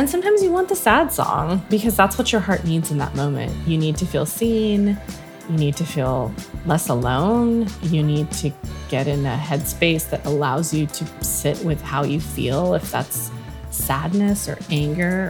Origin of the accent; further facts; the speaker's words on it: Mojave Desert, California, United States; I grew up in the Mojave Desert of California.